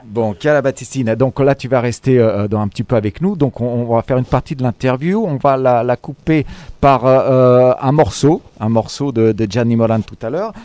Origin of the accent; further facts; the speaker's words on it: France; also born or lived in Cassino; Je suis né en France moi aussi